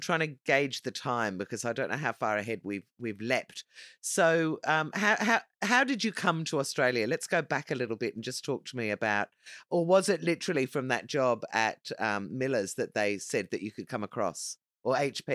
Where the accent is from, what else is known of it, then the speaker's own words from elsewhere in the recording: Dublin, Leinster, Ireland; I am from Dublin